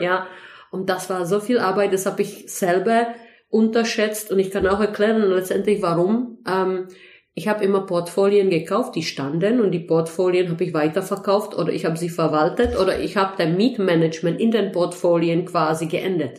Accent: Heidelberg, Baden-Württemberg, Germany; eigentlich komme ich ursprünglich aus Heidelberg

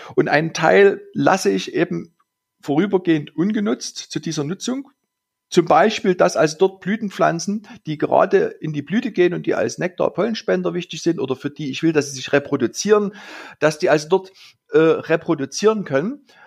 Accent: Saxony, Germany; bei uns in Sachsen die Lommatscher Pflege

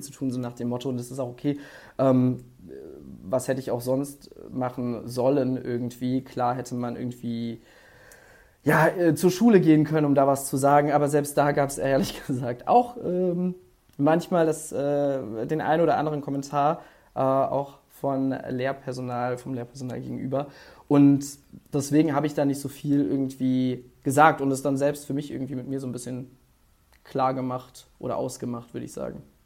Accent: Mainz, Rhineland-Palatinate, Germany; now in Cologne, Germany; ich bin in Mainz aufgewachsen, beziehungsweise in der Nähe davon

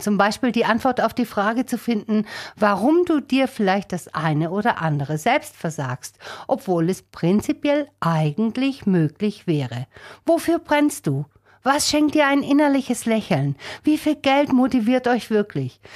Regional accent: Germany; bei uns in Deutschland

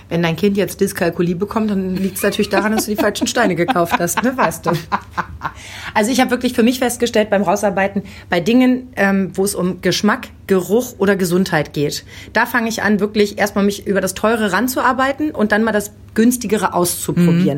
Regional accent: Lower Saxony, Germany; accent: Hochdeutsch; Ich komme aus Niedersachsen. Ich bin mit Hochdeutsch mhm. groß geworden.

